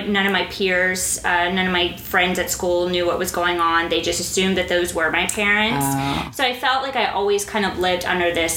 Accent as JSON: {"language": "English", "town": "Fort Worth", "region": "Texas", "country": "United States", "tie": "born or raised there", "also_born_or_lived": "France / Dubai, United Arab Emirates", "moved": "as an adult", "said": "I was born in Fort Worth, Texas"}